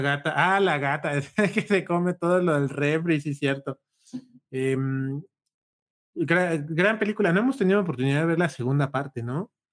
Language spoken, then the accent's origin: Spanish; Huajuapan de León, Oaxaca, Mexico; nosotros somos de Guajuapan